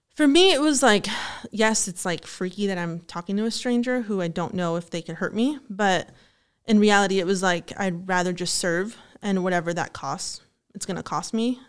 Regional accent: Glendale Heights, Illinois, United States; I'm from Glendale Heights, Illinois. So it's, like, thirty minutes from here

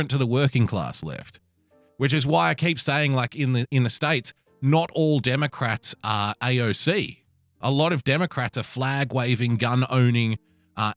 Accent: Australia; I love being an Aussie

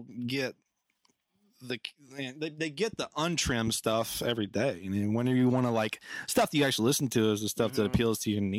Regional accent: Goldsboro, North Carolina, United States; I'm also from Goldsboro, for the record.

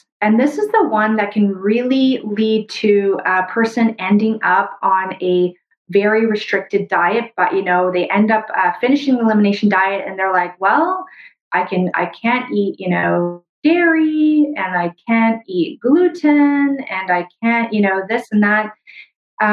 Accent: Brazil; moved away; also born or lived in Canada; where I was born in Brazil

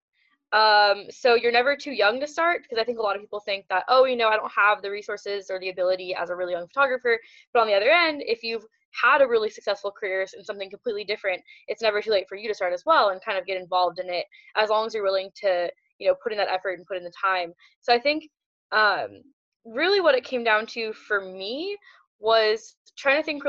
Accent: Seattle, Washington, United States; moved away; I was originally from Seattle, started off shooting there

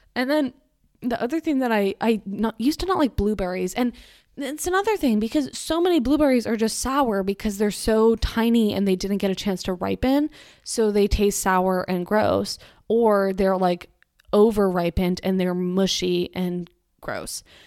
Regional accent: Massachusetts, United States; I'm from Massachusetts

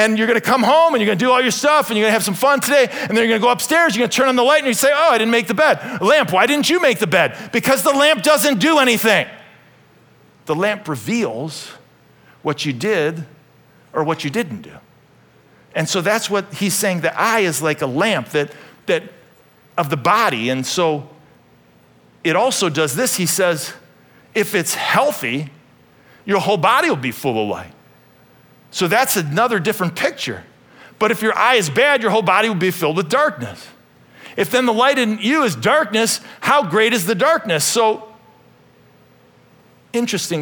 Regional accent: Euclid, Ohio, United States; When I was a little kid, I grew up in Euclid, Ohio

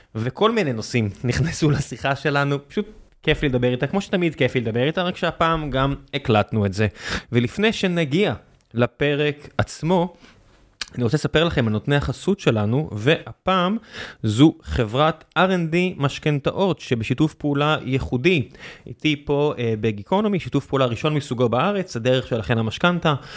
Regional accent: Beersheba, Southern District, Israel; moved away; גדלתי בבאר שבע

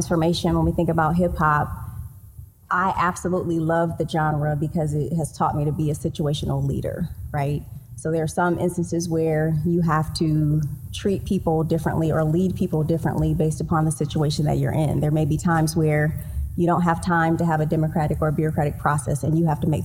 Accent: Detroit, Michigan, United States; I'm from Detroit

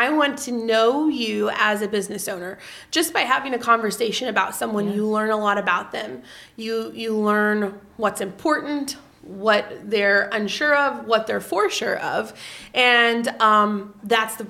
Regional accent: Vienna, Illinois, United States; now in Marion, United States; I was raised in Vienna

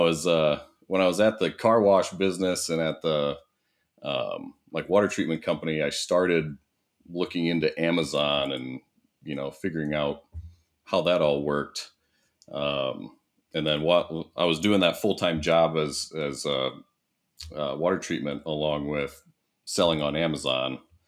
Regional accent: Iowa, United States; So, yeah, I went to Iowa State.

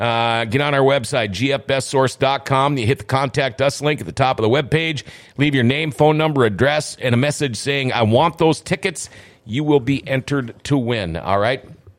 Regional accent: Thief River Falls, Minnesota, United States; now in Grand Forks, United States; My hometown of Thief River

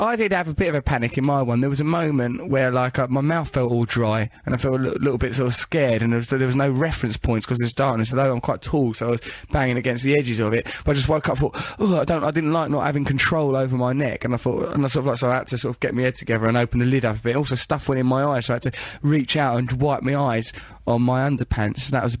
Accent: England, United Kingdom; It rained throughout the barbecue and we were just like, we're English and just tried to just keep a stiff upper lip and just ignore the rain and the horror of this barbecue.

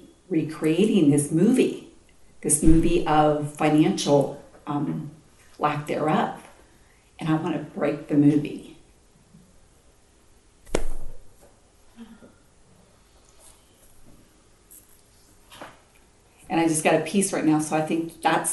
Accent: United States; I'm American

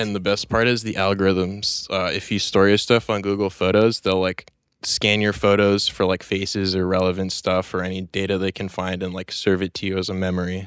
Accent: New York City, New York, United States; born and raised in Chelsea, New York City on Manhattan

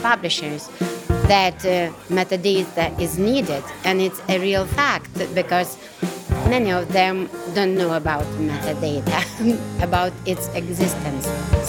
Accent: Lithuania; from Lithuania, and I'm a publisher.

